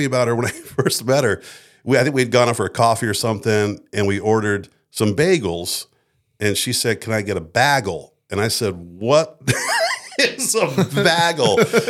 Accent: Frankfurt, Hesse, Germany; born there; also born or lived in United States; And so I spent my, you know, from being born, I was born in Frankfurt, Germany in an American hospital. For that first 18 years, you're like a gypsy.

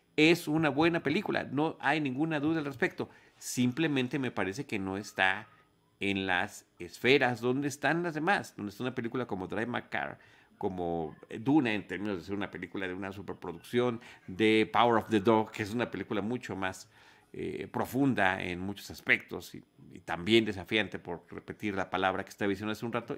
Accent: Mexico; somos mexicanos

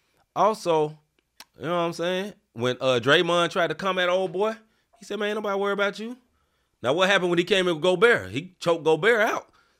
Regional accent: Memphis, Tennessee, United States; I am from Memphis and I love Memphis.

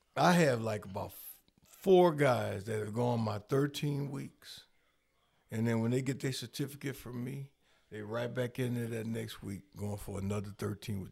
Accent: Rockford, Illinois, United States; I'm born and raised in Rockford

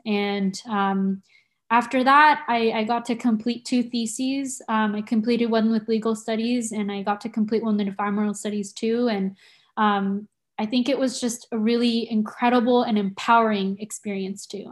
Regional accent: San Diego, California, United States; moved away as an adult; also born or lived in Tokyo, Japan; now in Santa Cruz, United States; I grew up in San Diego

